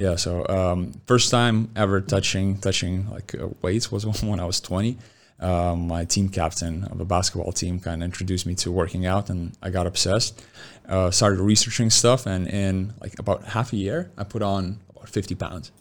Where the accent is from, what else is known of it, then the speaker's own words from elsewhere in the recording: Lithuania; moved away; born and raised in Lithuania